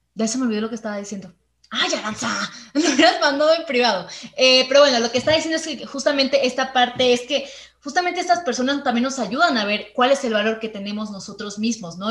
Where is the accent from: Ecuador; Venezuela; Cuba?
Venezuela; now in Mexico; desde que llegué a México, yo soy venezolana